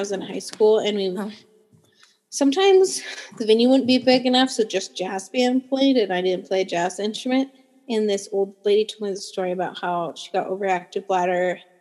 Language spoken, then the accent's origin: English; Truckee, California, United States; I'm from Truckee